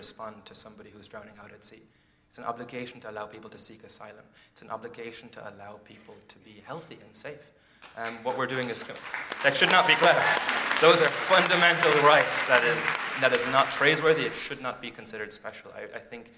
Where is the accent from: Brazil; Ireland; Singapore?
Ireland; moved away as an adult; also born or lived in London; I'm 25 years old, and I grew up in Ireland.